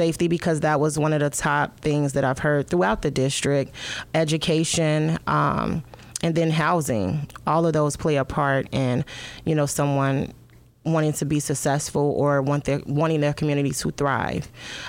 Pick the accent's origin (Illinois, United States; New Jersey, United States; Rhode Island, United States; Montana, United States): Illinois, United States; Chicago; I am from Chicago. My father is a West Sider. My mom is a South Sider. I've lived pretty much from house to house. I stayed on the South Side, the West Side, Naperville, Warrenville, Wheatonville, Glen Ellen.